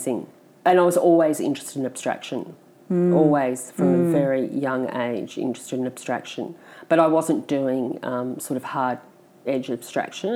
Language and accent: English; Canberra, Australian Capital Territory, Australia; now in Castlemaine, Australia; I grew up in Canberra